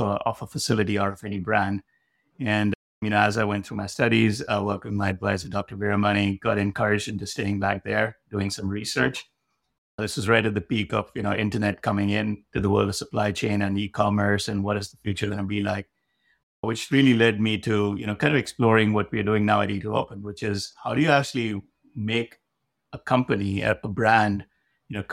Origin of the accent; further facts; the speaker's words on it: India; moved away as an adult; also born or lived in Delhi, India / Madison, Wisconsin, United States; now in United States; I was born in India, spent my formative years back there